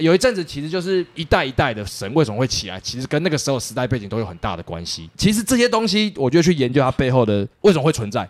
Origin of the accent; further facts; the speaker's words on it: Taipei, Taiwan; 身为台湾人，甚至是台北人，有点幸福的地方就是北美馆更屌。